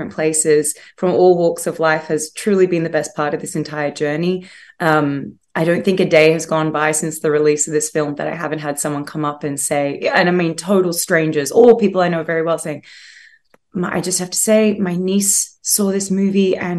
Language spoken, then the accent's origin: English; Australia; accent: Australian; I'm Australian